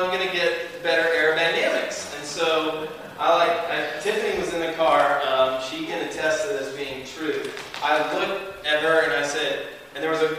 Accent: the South, United States; I'm from the South

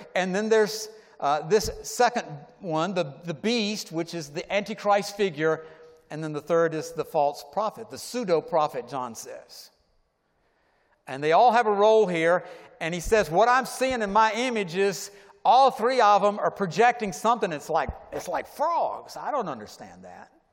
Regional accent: Atlanta, Georgia, United States; I grew up in Atlanta where they built skyscrapers

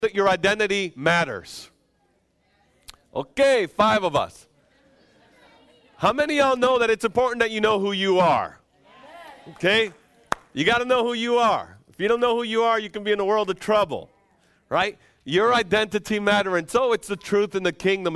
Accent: Dominican Republic; moved away; I'm from the Dominican Republic.

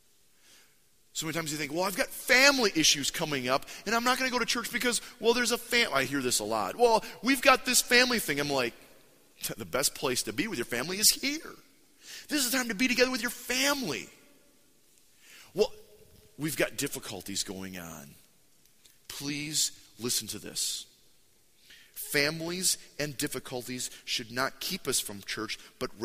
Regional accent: United States; we're American

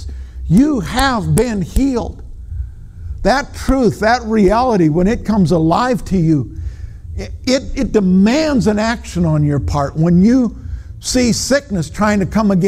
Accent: Minnesota, United States; I'm from Minnesota

